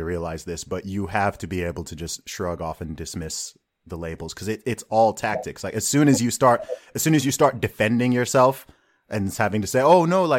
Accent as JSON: {"language": "English", "country": "Saudi Arabia", "tie": "born or raised there", "also_born_or_lived": "Nigeria", "moved": "yes", "said": "I grew up in Saudi Arabia, right? I lived in Saudi Arabia for 2 decades and my family background is from Nigeria"}